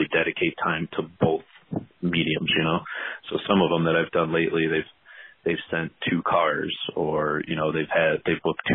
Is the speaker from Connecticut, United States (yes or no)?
no; just outside of Chicago, Illinois, United States; I grew up just outside of Chicago, still live in the Chicago area